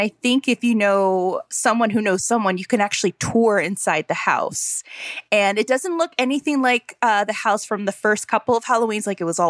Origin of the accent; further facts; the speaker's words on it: New Orleans, Louisiana, United States; moved away; I'm originally from New Orleans, so I was born around the spooky baby.